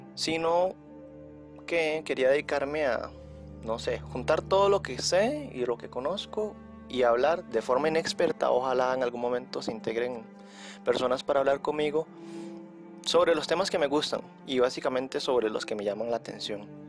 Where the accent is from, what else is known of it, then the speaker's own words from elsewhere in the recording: Costa Rica; yo soy de Costa Rica